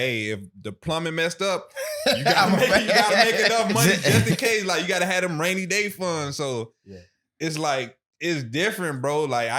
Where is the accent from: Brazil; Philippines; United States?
United States; Miami, Florida; I'm from Miami, bro. I have everything around me. I have every culture around me. I have every damn near resource around me.